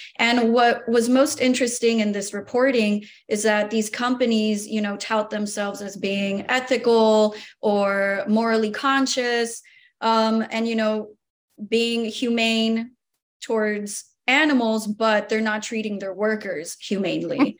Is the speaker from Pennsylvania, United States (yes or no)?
no; Miami, Florida, United States; proud Miamian, born and raised